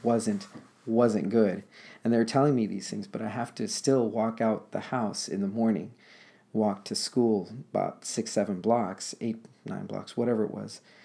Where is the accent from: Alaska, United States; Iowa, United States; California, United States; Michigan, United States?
California, United States; Los Angeles; moved away as an adult; now in Portland, United States; I'm born and raised in Los Angeles